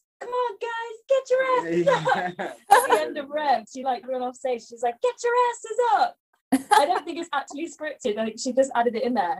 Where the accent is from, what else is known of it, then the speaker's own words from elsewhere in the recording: Bristol, South West England, United Kingdom; moved away; I'm most excited to go to Bristol. Because that's my hometown